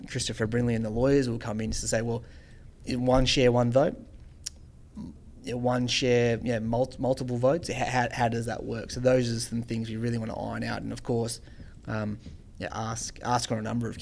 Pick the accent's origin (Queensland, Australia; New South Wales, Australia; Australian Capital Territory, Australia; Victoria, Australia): New South Wales, Australia; Central Coast; growing up on the Central Coast